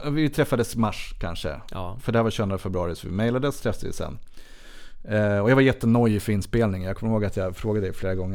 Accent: Sweden; jag är vit och svensk man.

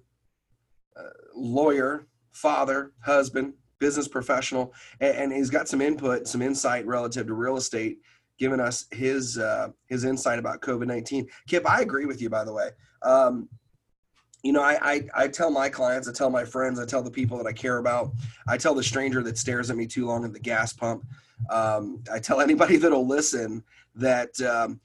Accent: New York, United States; moved away; I'm originally from New York

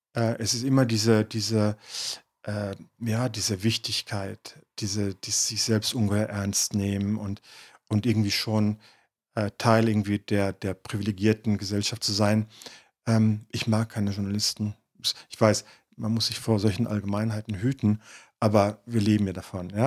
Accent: Detmold, North Rhine-Westphalia, Germany; das Dorf Pivizeide, dort, wo ich geboren bin, wo ich aufgewachsen bin

